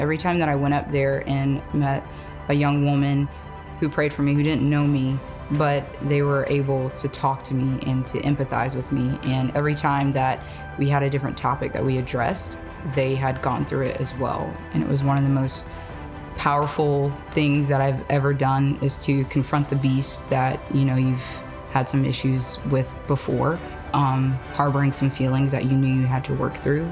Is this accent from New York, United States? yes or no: no; Enterprise, Alabama, United States; moved away as an adult; also born or lived in Auburn, Alabama; now in Pensacola, United States; I'm originally from a small town in Alabama. Um, I was born and raised in Enterprise, grew up in a small community